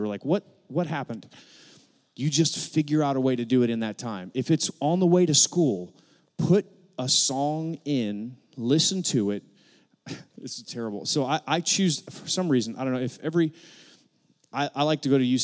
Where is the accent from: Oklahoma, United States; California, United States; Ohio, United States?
Ohio, United States; Akron; moved away as an adult; now in Arkansas, United States; we're from Northeast Ohio. I was born in Akron, Ohio, same hospital LeBron James was born